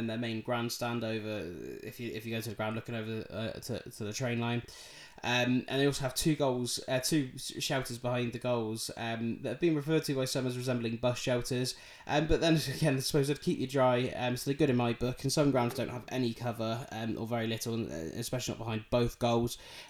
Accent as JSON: {"language": "English", "town": "Plymouth", "region": "South West England", "country": "United Kingdom", "tie": "born or raised there", "also_born_or_lived": "Bridlington", "accent": "Yorkshire", "said": "I was born in Bridlington. So by birth, yes, I am a Yorkshire man. Thick accent and everything, you can really tell that. Now, I did only live up there for a year or two of my life until my family moved to Plymouth"}